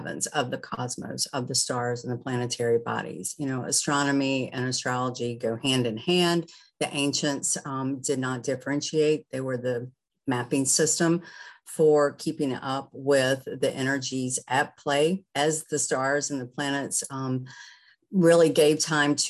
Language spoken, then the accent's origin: English; the South, United States; I grew up in the South and reading the Farmer's Almanac